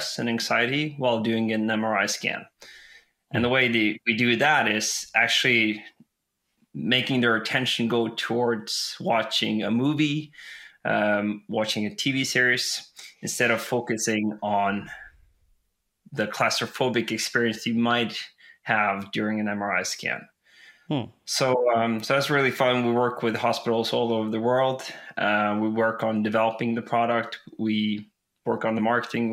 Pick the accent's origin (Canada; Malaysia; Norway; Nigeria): Norway; West Coast of Norway, Western Norway; now in Elverum, Norway; I live in Elverum in Norway, but I'm from the West Coast